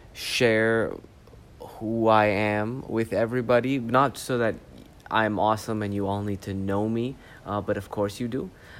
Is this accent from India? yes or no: no; Canada; also born or lived in Saudi Arabia; I was born in Canada. I grew up between Canada and Saudi Arabia. I had my feet in both cultures. In Canada, I was the Saudi, and in Saudi, I was the Canadian.